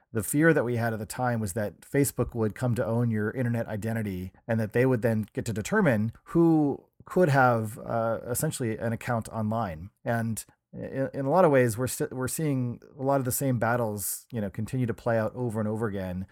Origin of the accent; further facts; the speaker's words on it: New Hampshire, United States; moved away as an adult; also born or lived in Pittsburgh, Pennsylvania; now in San Francisco, United States; I grew up in New Hampshire